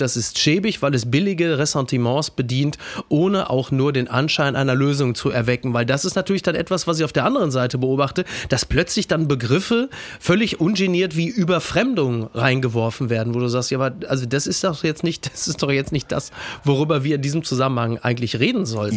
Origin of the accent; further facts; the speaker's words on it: Castrop-Rauxel, North Rhine-Westphalia, Germany; ich komme aus Kastrop-Rauxel, also unweit von Datteln